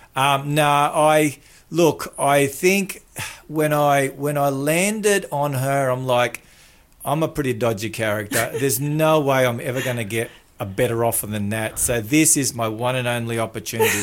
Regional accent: Melbourne, Victoria, Australia; also born or lived in New Zealand; I had a next door neighbour that was Josie that I grew up with in Melbourne, in the western suburbs

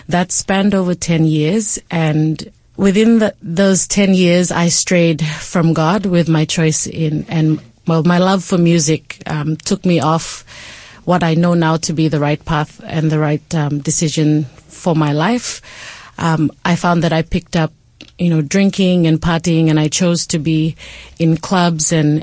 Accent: Port Moresby, National Capital District, Papua New Guinea; So I was raised in Papua New Guinea, in Port Moresby, where I spent most of my life

